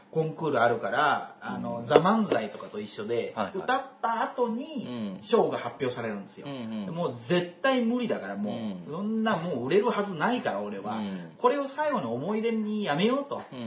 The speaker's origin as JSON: {"language": "Japanese", "region": "Osaka", "country": "Japan", "tie": "born or raised there", "moved": "as an adult", "lives_now": "Tokyo, Japan", "said": "僕大阪出身なので、うん大阪から東京出てきてもう10年ぐらいになるので"}